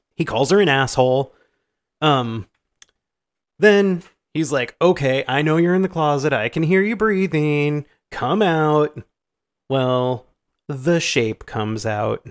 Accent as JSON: {"language": "English", "region": "Iowa", "country": "United States", "said": "We're from Iowa. We say aunt."}